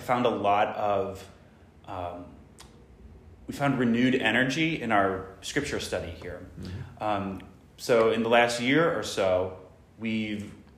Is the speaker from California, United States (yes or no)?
no; St. Louis, Missouri, United States; now in Rye, United States; I'm originally from St. Louis, Missouri.